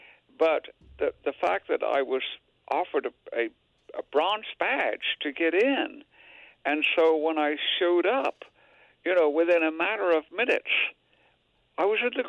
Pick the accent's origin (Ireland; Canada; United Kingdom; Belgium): United Kingdom; England; now in United States; I came from England, for heaven's sake.